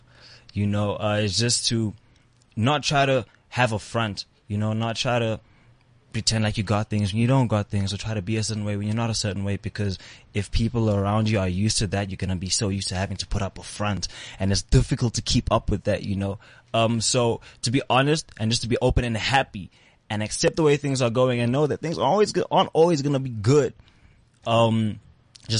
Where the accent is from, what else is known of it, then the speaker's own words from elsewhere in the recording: East London, Eastern Cape, South Africa; now in Johannesburg, South Africa; I grew up in East London. Back and forth to Jersey